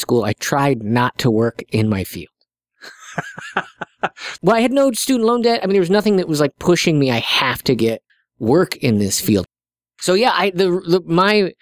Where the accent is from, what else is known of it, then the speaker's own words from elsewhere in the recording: South Sioux City, Nebraska, United States; I'm from South Sioux City, Nebraska.